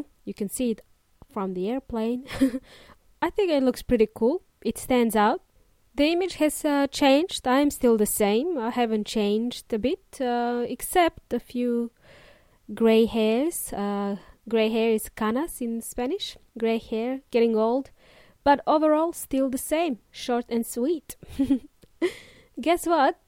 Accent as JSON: {"language": "English", "country": "Serbia", "tie": "born or raised there", "also_born_or_lived": "New Zealand", "moved": "yes", "said": "In Serbia, we celebrated it in the snow, con nieve"}